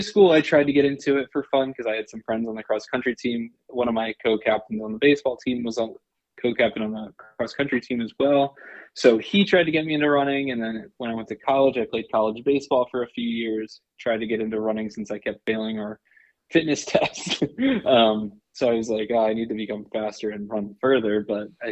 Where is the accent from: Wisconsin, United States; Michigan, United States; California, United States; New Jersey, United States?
New Jersey, United States; moved away as an adult; also born or lived in Richmond, Virginia; now in Boston, United States; I'm from New Jersey originally, born and raised, spent the first, 18 years of my life in New Jersey